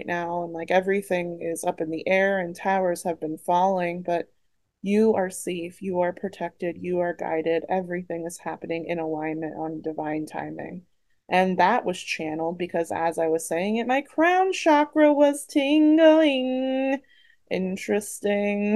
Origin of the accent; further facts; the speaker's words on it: Philadelphia, Pennsylvania, United States; I also grew up around the Philadelphia area